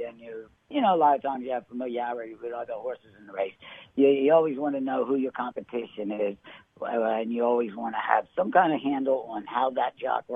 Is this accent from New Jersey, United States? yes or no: yes; Marlton, New Jersey, United States; also born or lived in Mount Holly, New Jersey; When I was a little kid, I was born in Mount Holly, New Jersey, and my uncle had a farm in Marlton, New Jersey. To the age of nine, I lived on my uncle's farm with my parents